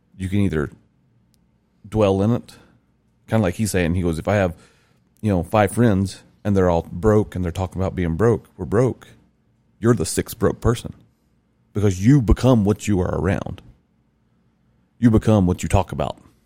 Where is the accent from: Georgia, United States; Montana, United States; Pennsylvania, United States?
Georgia, United States; Rome; where I grew in Rome, Georgia